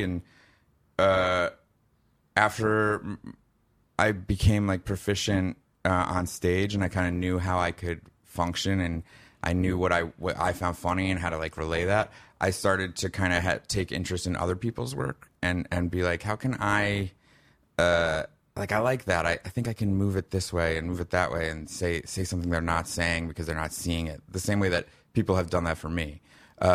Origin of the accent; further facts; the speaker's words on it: Livingston, New Jersey, United States; accent: Chicago; also born or lived in Skokie, Illinois; he moved us all to Chicago, where we were for 5 years. That's why my accent is like this. Mm-hmm. We lived in Skokie, Illinois, and he went, finished up his residency in medical school. And then after that, we moved back to Livingston